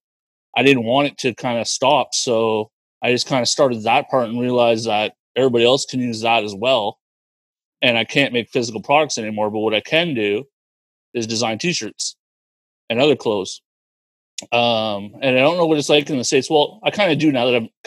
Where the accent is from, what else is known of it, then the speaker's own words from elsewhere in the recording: Cornwall, Ontario, Canada; now in Kingston, Canada; So I'm originally from Cornwall, Ontario. It's a smaller town than Kingston, unbelievably. About two hours from here